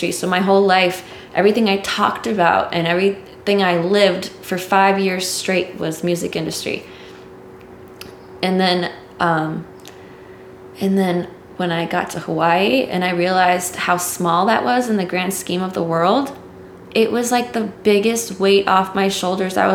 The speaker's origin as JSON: {"language": "English", "country": "Dominican Republic", "tie": "born or raised there", "said": "that's what I grew up around in the Dominican Republic."}